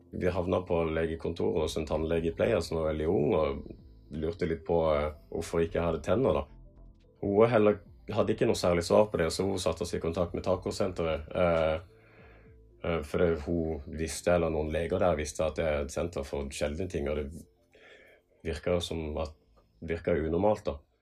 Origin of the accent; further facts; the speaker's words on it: Kongsberg, Buskerud, Norway; i 1997 så ble jeg født eh, på Kongsberg sykehus